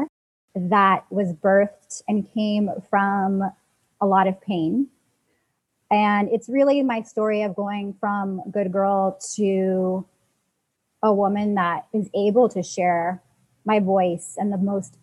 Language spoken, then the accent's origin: English; Seattle, Washington, United States; moved away as an adult; now in Los Angeles, United States; I'm from the rainy city of Seattle. Moved to LA to pursue my artist career